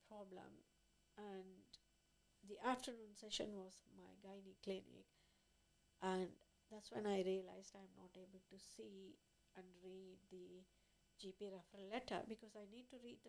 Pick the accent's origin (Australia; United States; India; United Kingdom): India; moved away as an adult; I was born in India, and then I graduated from there, from a medical school